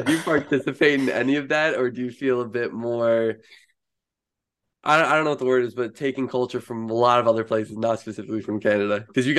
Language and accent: English; United States; now in New York, United States; at least for me as an American down here in New York